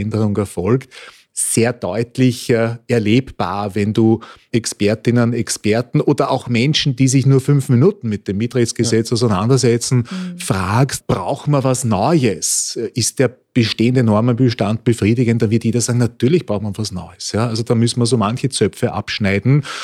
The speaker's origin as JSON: {"language": "German", "region": "Vienna", "country": "Austria", "tie": "born or raised there", "said": "ich bin auch ein begeisterter Wiener"}